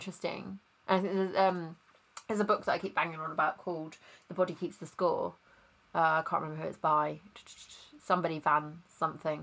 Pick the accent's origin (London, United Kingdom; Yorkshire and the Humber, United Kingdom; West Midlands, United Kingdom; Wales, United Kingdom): West Midlands, United Kingdom; Worcester; moved away; also born or lived in Nottingham; Worcester, which is where I'm originally from